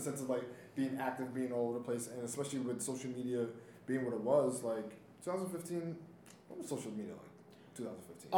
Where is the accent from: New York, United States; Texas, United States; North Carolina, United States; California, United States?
New York, United States; New York City; I'm from Brooklyn